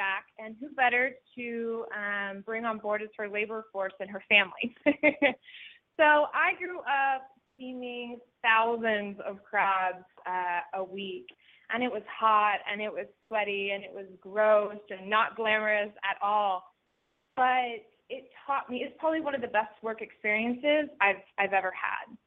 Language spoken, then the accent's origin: English; Spotsylvania, Virginia, United States; I'm from Spotsylvania, Virginia, which is a small town in Virginia, about 60 miles south of Washington, D.C., born and raised there